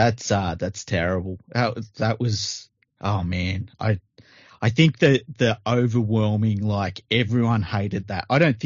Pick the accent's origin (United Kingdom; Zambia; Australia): Australia; even me as an Australian fan, I'm like, oh my God, is this going to happen?